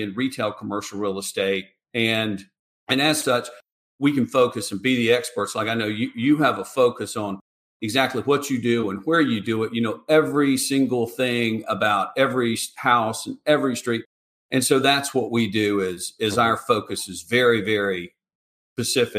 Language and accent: English; Atlanta, Georgia, United States; moved away as an adult; now in Charleston, United States; I grew up in Atlanta and in a real estate family